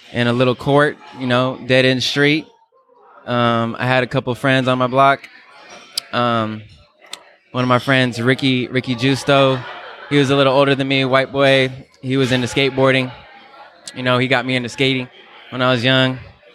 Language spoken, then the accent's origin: English; Berkeley, California, United States; now in Albany, United States; coming out of Berkeley, California. I was born in Berkeley. Now I'm living in Albany, California, which is the next city over.